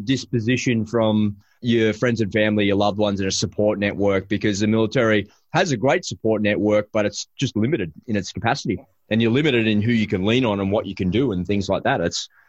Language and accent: English; Sydney, New South Wales, Australia; because we're from Sydney.